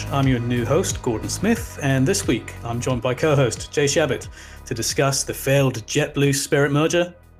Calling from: Lisbon, Portugal; I am underneath the flight path of Lisbon's Humberto Delgado Airport, where I'm talking from.

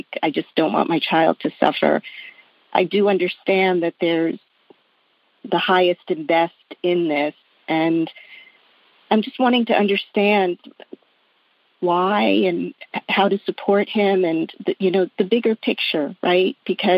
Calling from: Jersey Shore, New Jersey, United States; I'm calling from the Jersey Shore

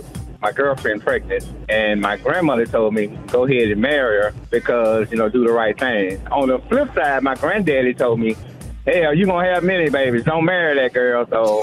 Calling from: Shreveport, Louisiana, United States; I'm calling from Shreveport.

